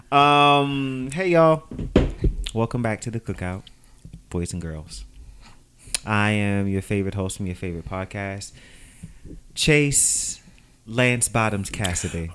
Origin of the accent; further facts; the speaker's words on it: New York City, New York, United States; I'm from New York